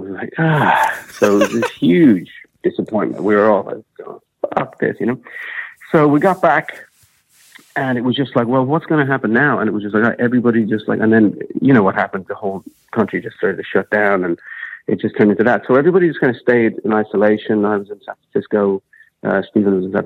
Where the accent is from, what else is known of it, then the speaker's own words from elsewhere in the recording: Ireland; I'm Irish